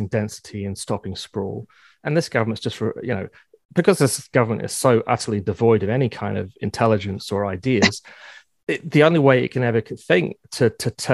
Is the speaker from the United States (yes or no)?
no; United Kingdom; now in Ontario, Canada; I grew up just outside London